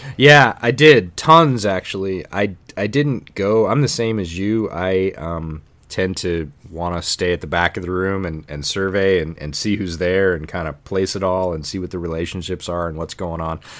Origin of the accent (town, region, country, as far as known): Ithaca, New York, United States; born or raised there